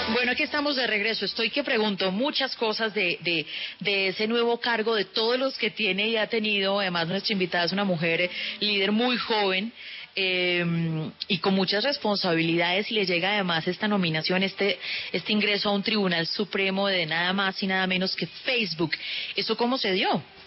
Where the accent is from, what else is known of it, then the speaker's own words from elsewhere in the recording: Cali, Valle del Cauca, Colombia; en mi tierra, en Cali